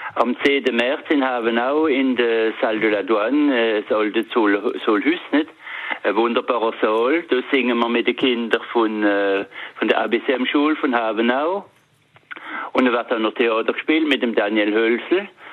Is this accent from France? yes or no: yes; northern Alsace, Grand Est, France; da oben bei uns im Norden vom Elsass